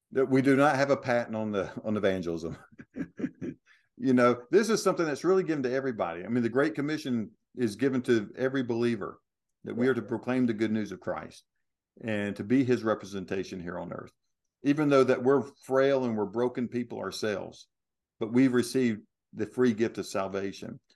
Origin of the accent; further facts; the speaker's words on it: United States; I'm an American